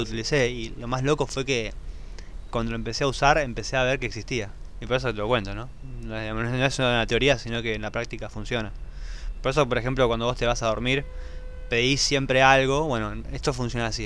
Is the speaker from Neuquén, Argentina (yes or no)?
no; Buenos Aires, Argentina; yo por lo menos soy nacido en Buenos Aires sí. y siempre fui un bicho de ciudad.